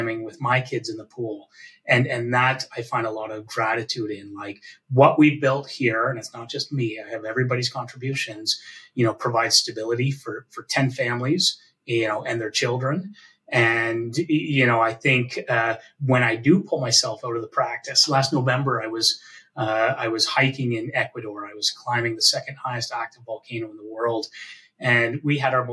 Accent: Canada; also born or lived in Hamilton, Ontario; as a Canadian

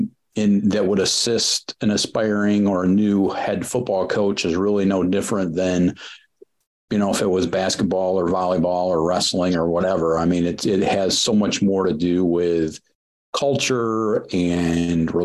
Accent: Leslie, Michigan, United States; came back to my hometown of Leslie. In mid-Michigan

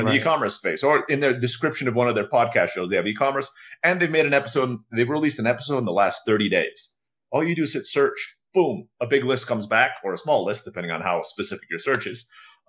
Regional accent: Istanbul, Turkey; also born or lived in Philippines; now in Mexico; I was born in the Philippines. I grew up in Istanbul, Turkey. My dad's from the United States, but grew up in Rhodesia. And I have been living in Mexico for the last 12 years because my wife's Mexican.

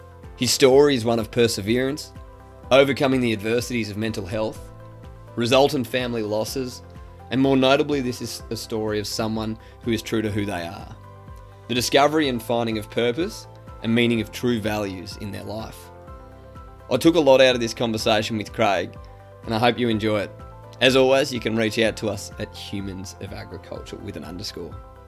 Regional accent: Parkes, New South Wales, Australia; So growing up in Parkes, being a country kid, but not growing up on a farm

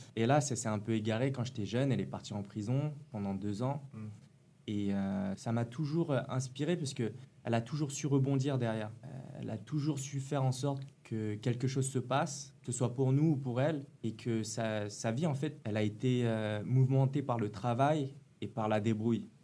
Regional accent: Paris, Île-de-France, France; moved away; also born or lived in Nantes; je suis de Paris 13e, comme vous

